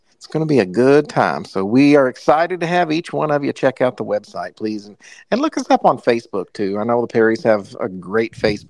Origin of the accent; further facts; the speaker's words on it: Indiana, United States; now in Louisville, United States; And we're going to be in Indiana, which is a blessing to me, even though I live in Louisville now.